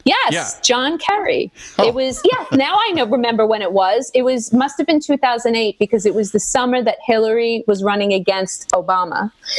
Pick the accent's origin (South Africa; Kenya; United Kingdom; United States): United States; Weehawken, New Jersey; growing up in Weehawken, New Jersey, we were one of the very first in the country to have MTV.